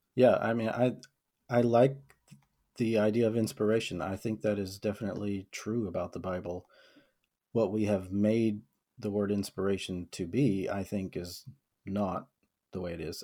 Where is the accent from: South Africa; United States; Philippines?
United States; the South; I was born and raised in the South in a, in a middle class white family